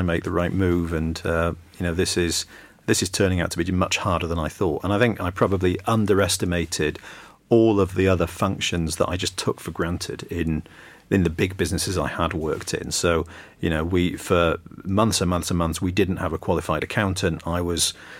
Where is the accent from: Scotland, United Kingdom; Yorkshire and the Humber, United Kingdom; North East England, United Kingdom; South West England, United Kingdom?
Yorkshire and the Humber, United Kingdom; now in London, United Kingdom; Johnny and I grew up in Yorkshire many years ago, and then when I first moved to London